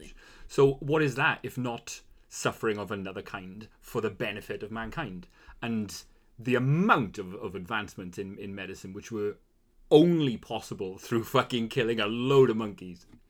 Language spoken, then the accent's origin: English; Wales, United Kingdom; being Welsh